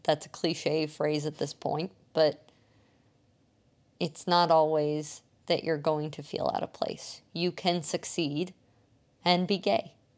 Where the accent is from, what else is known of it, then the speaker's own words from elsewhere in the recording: Indiana, United States; When I was a kid playing soccer growing up in Indiana